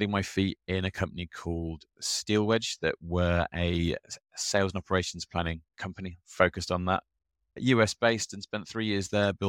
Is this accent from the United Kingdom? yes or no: yes; Birmingham, West Midlands, United Kingdom; born and raised in Birmingham in the United Kingdom.